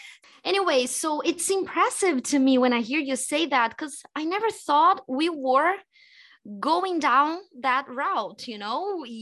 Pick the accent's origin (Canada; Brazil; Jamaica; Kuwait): Brazil; as a Brazilian, I always thought that we were developing this sense of freedom in our country.